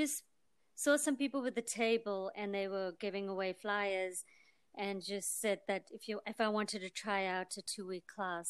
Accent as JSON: {"language": "English", "country": "India", "said": "I'm Indian and I'm very spicy and like feisty."}